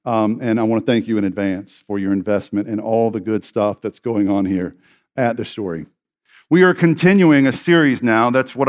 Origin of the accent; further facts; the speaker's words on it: Southern United States, United States; I was raised in the Bible Belt, and I was raised to believe certain things